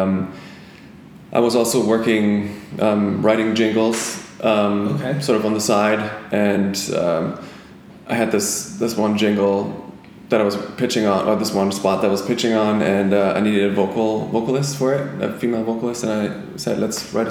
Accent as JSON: {"language": "English", "country": "Germany", "moved": "as an adult", "lives_now": "Toronto, Canada", "said": "I'm originally from Germany. I came here 11 years ago, and back in Germany, I played in like rock bands"}